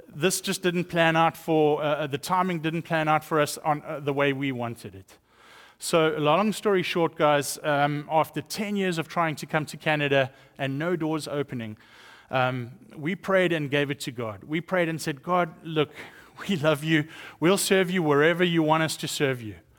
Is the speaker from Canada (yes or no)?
no; South Africa; accent: South African; moved away; growing up in South Africa, I was raised up in a Christian home